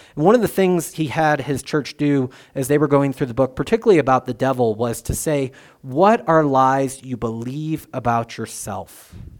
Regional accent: United States; I'm an American

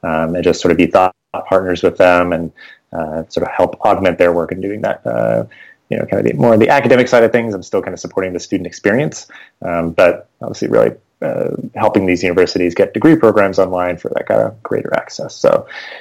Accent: Maine, United States; moved away as an adult; also born or lived in New Jersey; I was from Maine, so I was kind of moving up closer to family anyway.

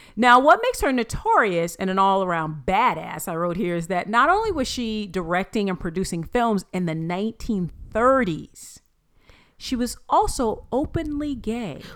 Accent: Florida, United States; I was born in Florida?

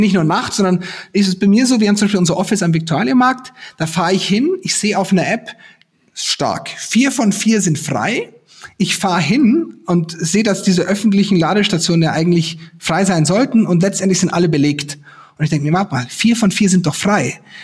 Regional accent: Garmisch-Partenkirchen district, Bavaria, Germany; now in Munich, Germany; ich komme ja aus dem Landkreis Garmisch-Partenkirchen

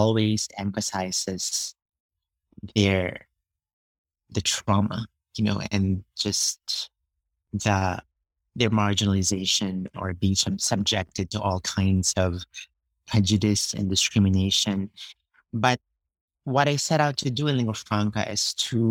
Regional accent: Philippines; moved away as an adult; now in United States; I was born and grew up in the Philippines

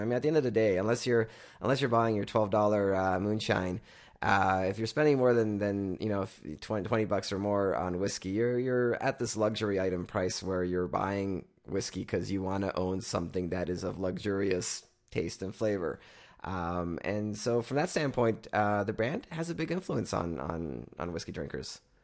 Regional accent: Canada; we're from Canada

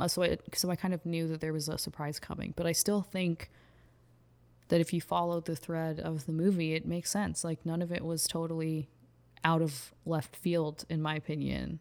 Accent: Houston, Texas, United States; moved away as an adult; I grew up in Houston

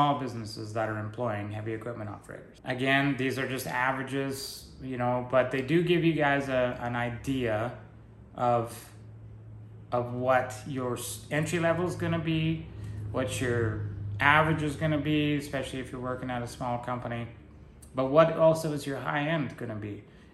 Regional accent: British Columbia, Canada; moved away; I was born in British Columbia and why I don't live there anymore

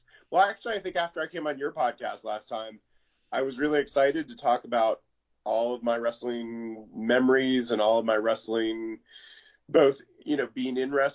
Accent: Mid-Atlantic, United States; we both grew up in the Mid-Atlantic, so they're all farms

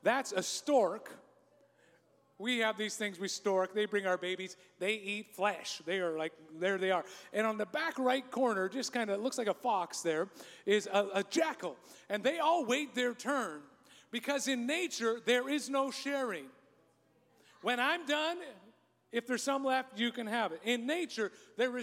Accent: Canada; I'm a Canadian

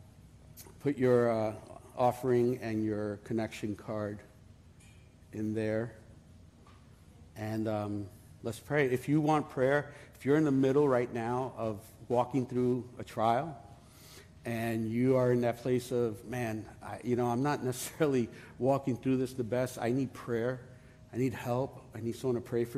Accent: New York City, New York, United States; I am from Brooklyn.

